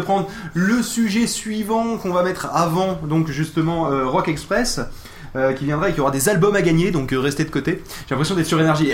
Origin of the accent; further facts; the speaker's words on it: Toulouse, Occitania, France; je suis Toulousain